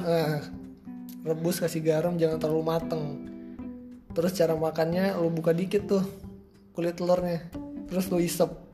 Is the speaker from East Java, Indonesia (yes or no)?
no; Tanjung Pinang, Riau Islands, Indonesia; gue itu asalnya dari Tanjung Pinang